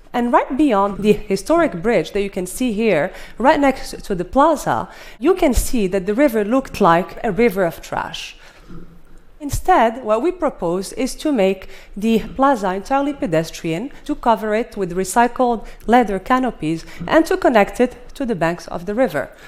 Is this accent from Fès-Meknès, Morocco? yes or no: yes; Fez, Fès-Meknès, Morocco; My hometown of Fez, Morocco